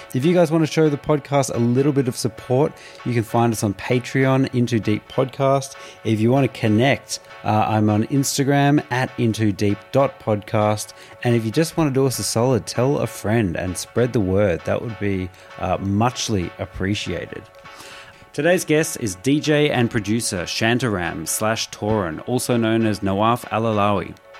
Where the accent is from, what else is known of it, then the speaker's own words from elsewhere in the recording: Australia; growing up in Australia